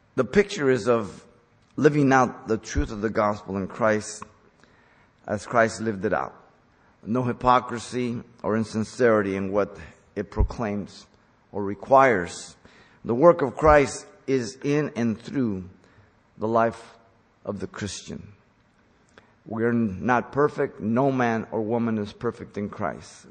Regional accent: Mexico; moved away; I grew up in Mexico

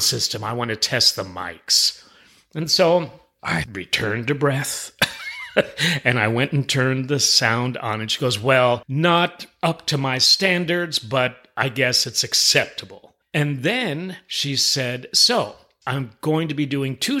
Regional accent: New York City, New York, United States; moved away; I'm originally from New York City. We have it in our DNA

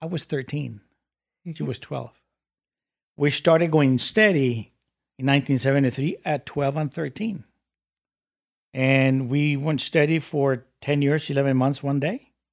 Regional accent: Mexico City, Mexico; moved away as an adult; also born or lived in United States; I was born and raised in Mexico City

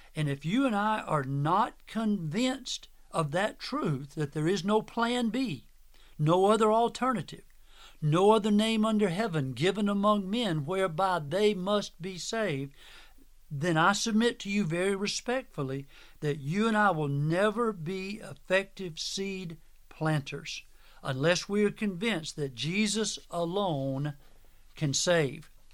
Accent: Manning, South Carolina, United States; my hometown of Manning, South Carolina

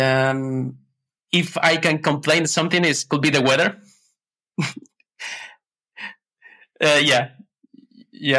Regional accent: Ecuador; now in Amsterdam, Netherlands; I was born in Ecuador. I am originally from Ecuador

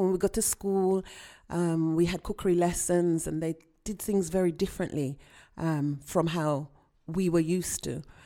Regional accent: Birmingham, West Midlands, United Kingdom; I was born here in Birmingham, uh, U K, and both of my parents are from Jamaica

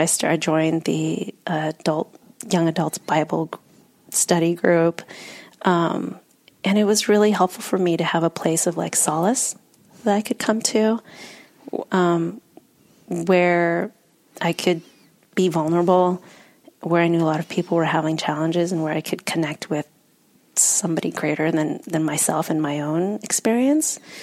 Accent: United States; also born or lived in Vietnam; I've grown up in the US

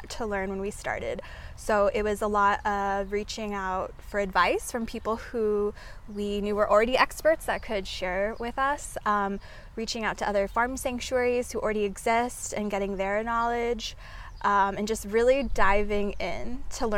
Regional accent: Oregon, United States; moved away as an adult; now in Oahu, United States; I'm originally from Oregon, but I moved here about 3 years ago

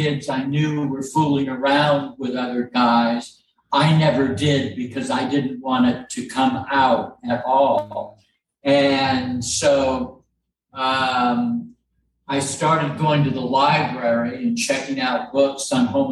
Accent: Arkansas, United States; moved away as an adult; also born or lived in St. Louis; I grew up in a rural, very conservative Arkansas, small town environment

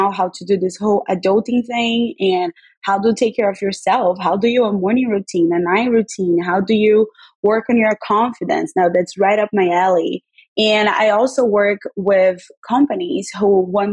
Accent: Rio de Janeiro, Brazil; moved away as an adult; also born or lived in New York; now in New Jersey, United States; I was born and raised in Rio, and now I live in America with my husband

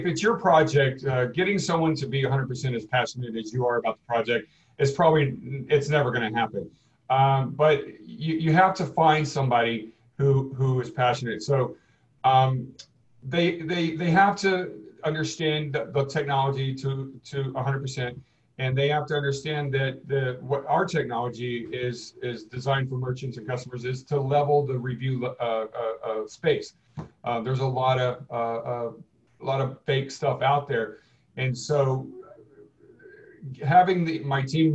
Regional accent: League City, Texas, United States; moved away; I'm originally from Texas. So I was living in Texas in a little town called League City, south of Houston

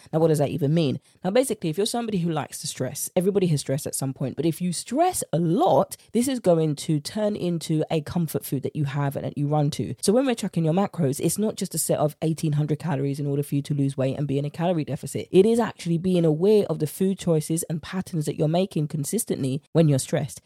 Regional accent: United Kingdom; accent: British; my British accent

